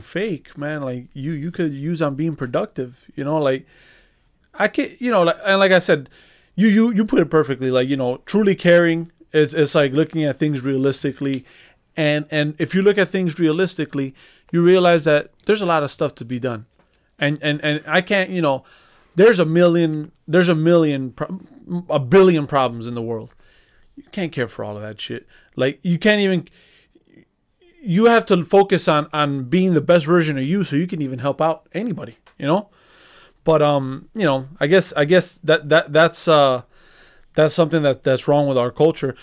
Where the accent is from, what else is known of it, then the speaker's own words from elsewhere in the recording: Chicago, Illinois, United States; We, we grew up in Chicago. we grew up into a certain culture based off of the fact that, you know, the neighborhood that we grew up in. We already grew up in Chicago, grew up in the south side of Chicago.